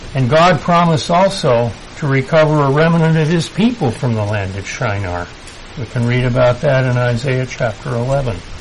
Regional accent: United States; I'm still American

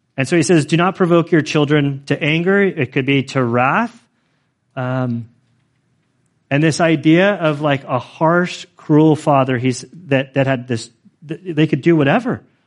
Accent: California, United States; I am like a Californian

